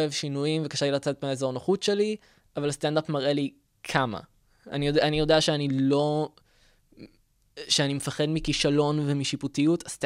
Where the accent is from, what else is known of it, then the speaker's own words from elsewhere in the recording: Rosh HaAyin, Central District, Israel; גדלתי בראש העין.